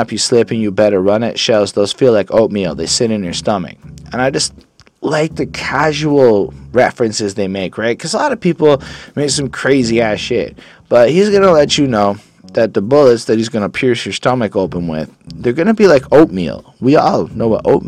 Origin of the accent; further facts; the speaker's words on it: Quebec, Canada; I'm from Quebec. On parle français ici